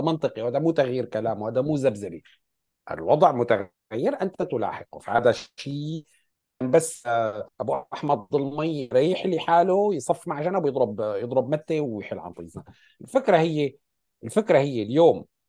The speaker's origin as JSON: {"language": "Arabic", "country": "Syria", "said": "عندنا بسوريا نحن"}